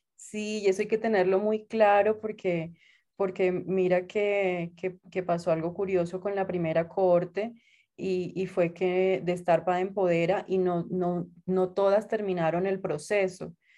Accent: Santa Marta, Magdalena, Colombia; moved away as an adult; now in Bogotá, Colombia; yo soy de Santa Marta, de la costa de Colombia

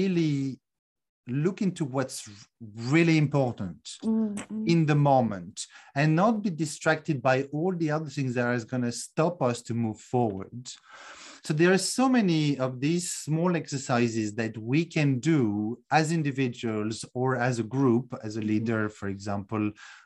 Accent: France; also born or lived in United Kingdom / Netherlands; now in Romania; I'm originally from France, although I currently live in Romania after a number of other countries like the UK and Netherlands as well

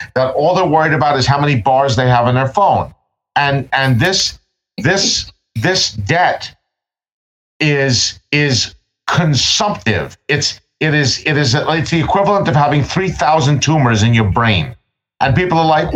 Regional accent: New York City, New York, United States; I'm from Brooklyn.

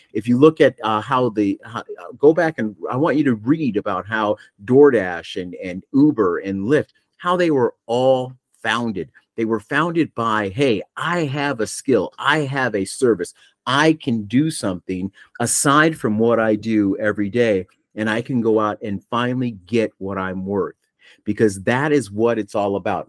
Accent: Buffalo, New York, United States; I grew up back in Buffalo

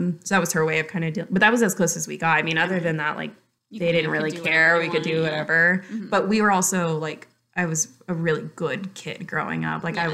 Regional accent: Chula Vista, California, United States; also born or lived in Los Angeles; born and raised there, was there my entire childhood

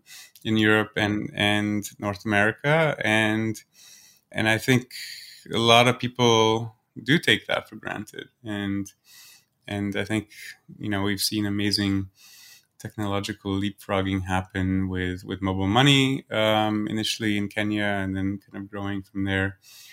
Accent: Singapore; My parents are from Poland, but I grew up in Singapore.

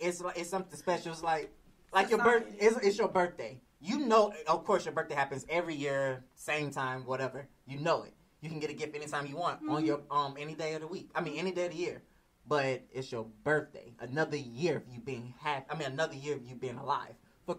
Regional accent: Slidell, Louisiana, United States; also born or lived in New Orleans; I come from a family of cooks. I come from a family of chefs. I'm from Slidell, Louisiana, from New Orleans.

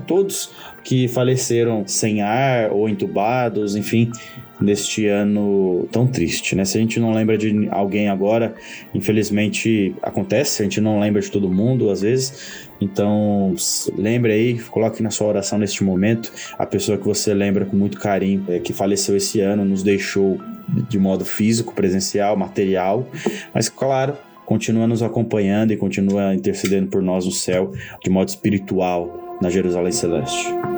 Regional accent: Poá, São Paulo, Brazil; eu que cresci em Poá

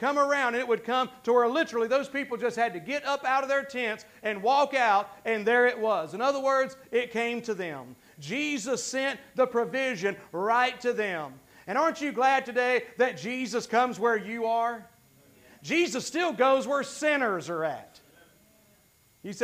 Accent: Gastonia, North Carolina, United States; I was raised mostly in South Gastonia, which is another whole story of a not very great part of town

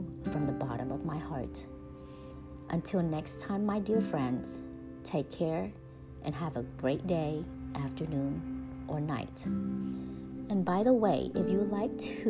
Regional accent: Texas, United States; accent: Texas; my Texas accent

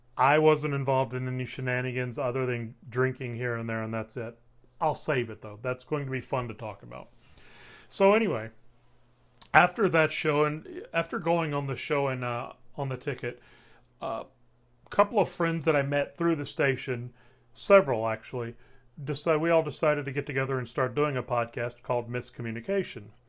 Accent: Waco, Texas, United States; I'm from Waco

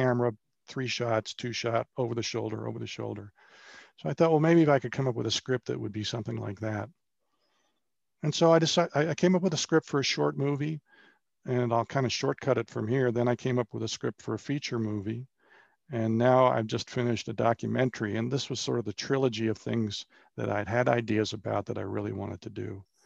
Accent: Bethesda, Maryland, United States; moved away as an adult; also born or lived in Wake Forest, North Carolina / Charlotte, North Carolina; I grew up in Bethesda, Maryland, outside of Washington, D C

